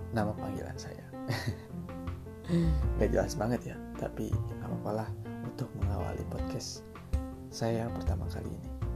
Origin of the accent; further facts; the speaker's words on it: Sunda, West Java, Indonesia; saya lahir dan besar di tanah Sunda